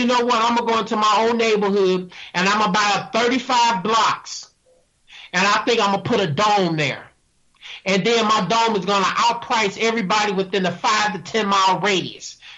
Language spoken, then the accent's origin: English; St. Louis, Missouri, United States; I grew up in North St. Louis by one of these white water towers in North St. Louis